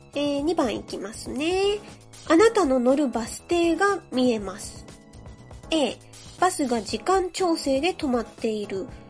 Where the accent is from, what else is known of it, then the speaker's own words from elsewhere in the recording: Yokohama, Kanagawa, Japan; 私ね、喫水の浜っ子なので、横浜生まれの横浜育ちです